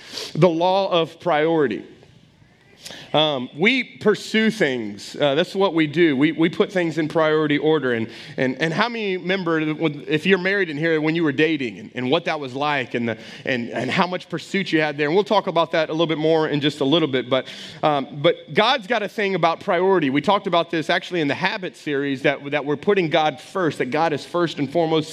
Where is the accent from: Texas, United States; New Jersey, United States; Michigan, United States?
Texas, United States; now in Welsh, United States; I grew up in Texas